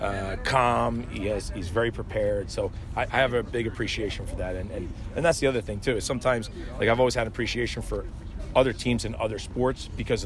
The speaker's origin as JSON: {"language": "English", "area": "20 minutes from Philadelphia", "region": "New Jersey", "country": "United States", "tie": "born or raised there", "moved": "yes", "lives_now": "Kansas City, United States", "said": "I grew up, you know, 20 minutes from Philly"}